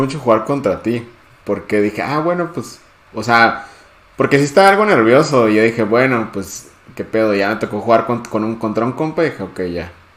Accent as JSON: {"language": "Spanish", "country": "Mexico", "said": "nosotros que somos de México"}